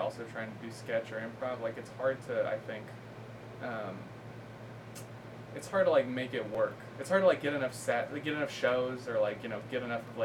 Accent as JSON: {"language": "English", "town": "Danville", "region": "California", "country": "United States", "said": "I'm from the suburbs of San Francisco"}